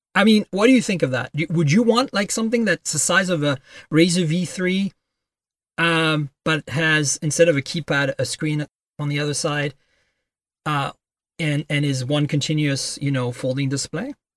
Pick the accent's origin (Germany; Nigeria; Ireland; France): France; also born or lived in Canada; now in United States; I grew up in France